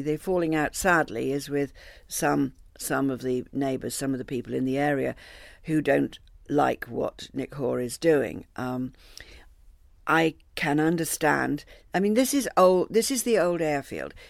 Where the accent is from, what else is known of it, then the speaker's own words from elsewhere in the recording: New Forest, South East England, United Kingdom; I come from the New Forest